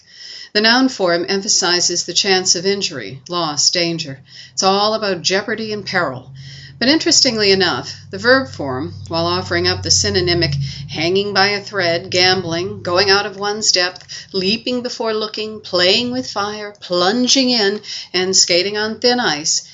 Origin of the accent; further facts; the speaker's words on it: Burlington, Massachusetts, United States; moved away; also born or lived in Chester County, Pennsylvania; I was raised in Burlington, Massachusetts